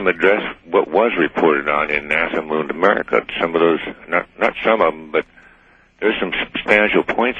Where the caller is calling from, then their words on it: Anchorage, Alaska, United States; I'm calling from Anchorage.